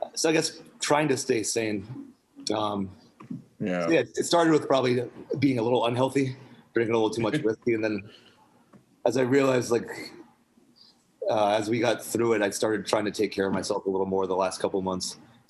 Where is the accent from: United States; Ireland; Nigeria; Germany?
United States; Charleston, South Carolina; my dad was German and I grew up in Charleston